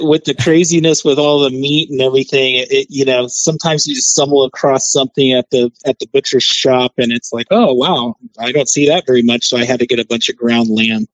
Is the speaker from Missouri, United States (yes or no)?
yes; Kansas City, Missouri, United States; moved away; I'm originally from Kansas City